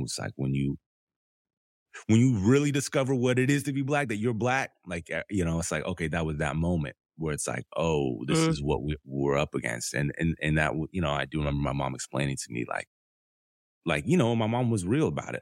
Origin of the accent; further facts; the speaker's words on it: Southern California, United States; also born or lived in Detroit, Michigan; I grew up in Southern California between LA County and Orange County.